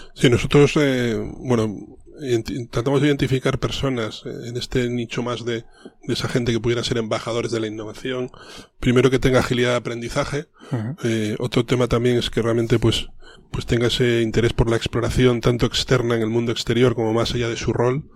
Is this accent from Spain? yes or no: yes; León, Castile and León, Spain; moved away; also born or lived in Madrid; yo soy un leonés